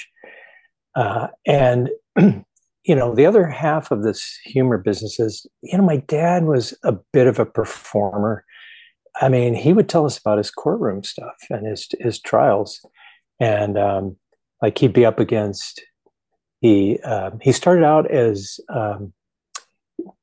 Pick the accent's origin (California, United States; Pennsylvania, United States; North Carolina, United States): California, United States; Manhattan Beach; I grew up in Southern California in Manhattan Beach, which is like 20 miles southwest of downtown LA.